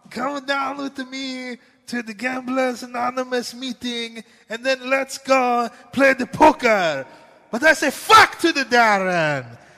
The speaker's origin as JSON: {"language": "English", "region": "New Jersey", "country": "United States", "accent": "southern", "said": "sometimes I have a southern accent, even though I'm from New Jersey, and sometimes I sound like I'm from New Jersey."}